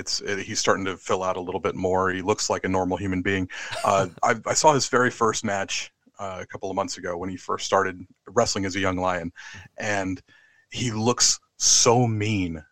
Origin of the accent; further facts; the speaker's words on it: United States; moved away as an adult; now in London, United Kingdom; I'm an American living in London